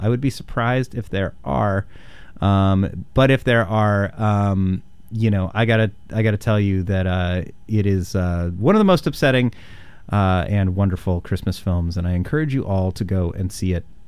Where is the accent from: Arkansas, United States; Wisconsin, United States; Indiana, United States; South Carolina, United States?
Indiana, United States; Indianapolis; now in Portland, United States; I am from Indianapolis, Indiana